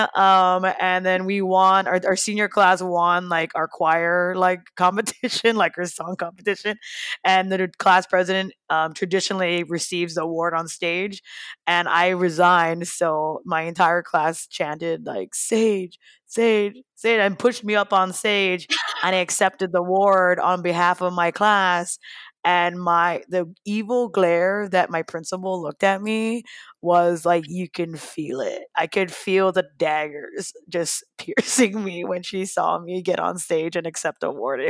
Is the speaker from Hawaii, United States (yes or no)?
yes; Hawaii, United States; growing up differently and face different challenges as a young teen growing up in Hawaii